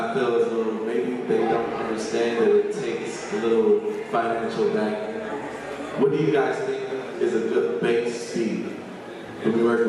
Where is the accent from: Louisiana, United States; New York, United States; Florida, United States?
New York, United States; Buffalo; I'm also from Buffalo, New York.